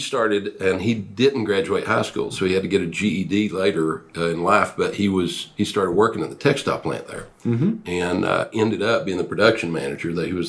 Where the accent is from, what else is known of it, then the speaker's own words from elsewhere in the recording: Mountain City, United States; Mountain City was I grew up on a farm.